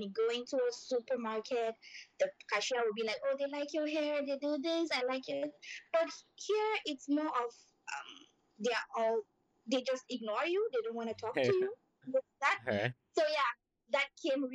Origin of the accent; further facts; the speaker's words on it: Nigeria; moved away as an adult; now in Malaysia; I'm from Nigeria, and I've been here for about 9 years.